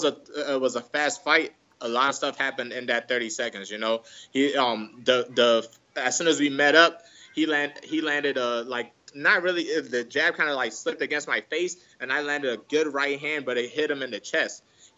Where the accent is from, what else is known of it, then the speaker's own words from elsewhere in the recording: Nigeria; English is a second language; No matter what, I always feel like I'm Nigerian. One of my biggest fears is that my kid won't be able to speak my language, because I want that culture to stay in him too.